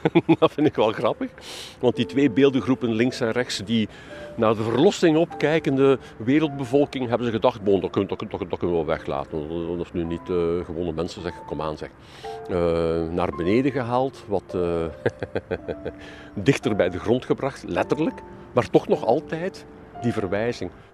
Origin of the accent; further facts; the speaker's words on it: Ghent, Flanders, Belgium; ik als Gentenaar